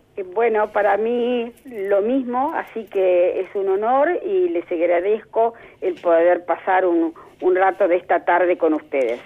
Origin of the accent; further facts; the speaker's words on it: La Plata, Buenos Aires Province, Argentina; yo nací en La Plata eh, sigo viviendo en La Plata y digo que tengo un desarraigo de solo 30 metros